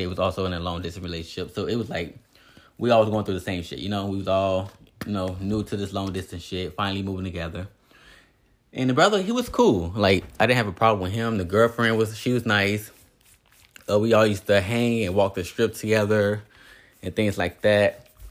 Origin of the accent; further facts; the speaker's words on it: Indiana, United States; moved away as an adult; also born or lived in Las Vegas; I'm from Indiana